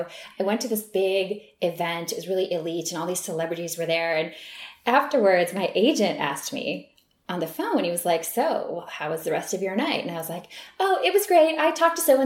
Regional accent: Midwest, United States; moved away as an adult; now in Los Angeles, United States; both of us growing up in the Midwest

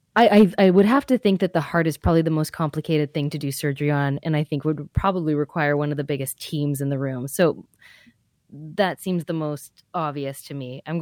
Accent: Canada; It's a public system, and we're all winners because we're Canadian.

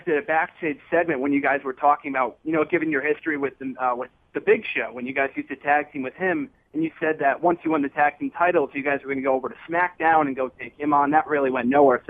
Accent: Connecticut, United States; moved away as an adult; now in Beverly, United States; Actually, I'm from Connecticut, but I'm in Beverly, Massachusetts right now. It's where I go to college

